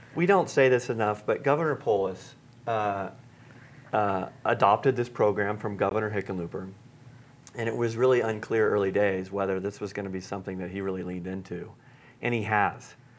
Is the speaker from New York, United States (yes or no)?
no; Granby, Colorado, United States; my hometown of, of Granby, Colorado